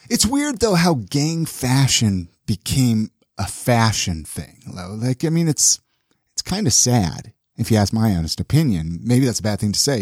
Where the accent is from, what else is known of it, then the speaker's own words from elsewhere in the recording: Southern California, United States; I grew up in Southern California